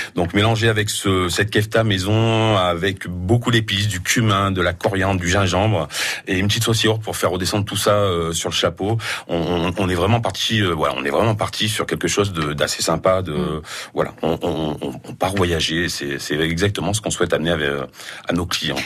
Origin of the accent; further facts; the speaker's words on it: Auvergne-Rhône-Alpes, France; je suis auvergnat, mais j'ai beaucoup voyagé dans le monde